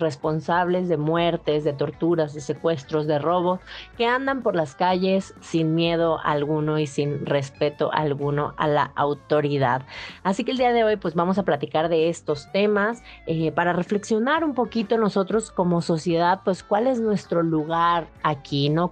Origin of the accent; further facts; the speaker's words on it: Mexico; muchos de nosotros como mexicanos